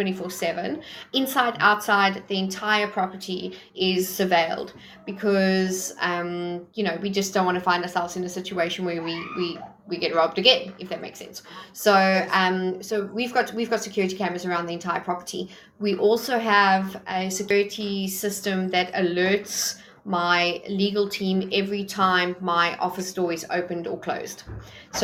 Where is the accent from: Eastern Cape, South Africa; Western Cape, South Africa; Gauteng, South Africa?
Gauteng, South Africa; Johannesburg; moved away; I'm a Joburg girl originally. So I'm from Daneford in Johannesburg